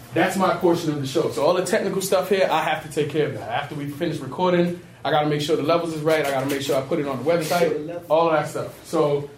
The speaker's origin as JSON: {"language": "English", "town": "New York City", "region": "New York", "country": "United States", "tie": "born or raised there", "said": "I was born and raised in the Bronx. Grew up in the city"}